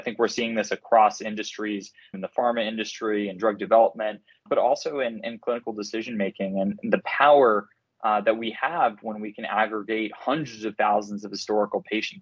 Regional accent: Cambridge, Massachusetts, United States; I'm originally from Cambridge, Massachusetts, grew up here, born and raised

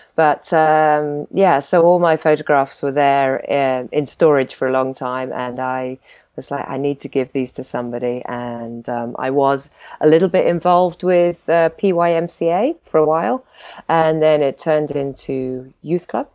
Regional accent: Isles of Scilly, South West England, United Kingdom; moved away as an adult; I grew up in the Isles of Scilly

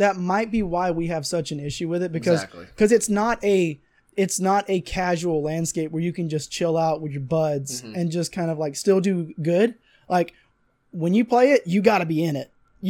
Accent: South Georgia, United States; accent: Southern; it's probably because we're fighting back our Southern accent.

